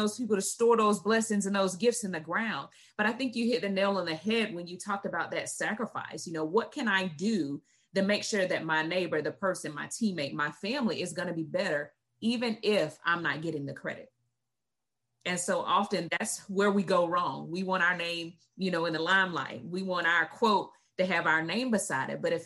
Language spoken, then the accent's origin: English; the South, United States; I'm from the South too